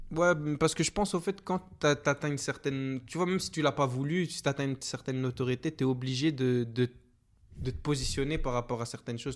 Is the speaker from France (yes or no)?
no; Belgium; also born or lived in Guinea (origin of family); Je suis l'un des Belges